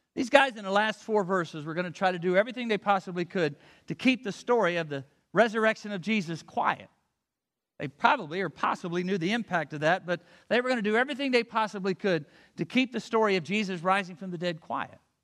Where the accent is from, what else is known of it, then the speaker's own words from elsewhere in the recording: Avella, Pennsylvania, United States; I grew up near Avella, Pennsylvania, Buffalo, it doesn't matter where, it's just a little quaint town